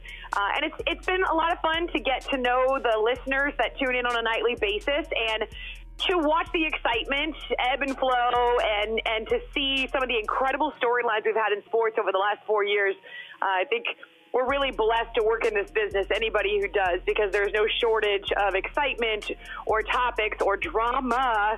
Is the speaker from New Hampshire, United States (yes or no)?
yes; Concord, New Hampshire, United States; moved away; I actually grew up in Concord, New Hampshire